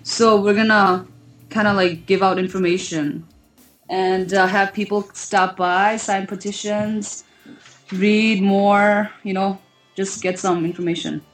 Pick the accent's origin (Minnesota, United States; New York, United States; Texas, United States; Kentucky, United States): Minnesota, United States; I'm from Minnesota. I go to the University of Minnesota